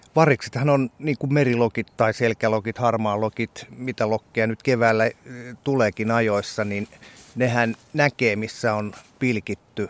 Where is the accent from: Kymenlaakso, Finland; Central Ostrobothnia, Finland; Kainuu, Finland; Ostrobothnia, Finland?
Kymenlaakso, Finland; South; meillä Etelä-Kymenlaaksossa on, siellä on sellainen sanonta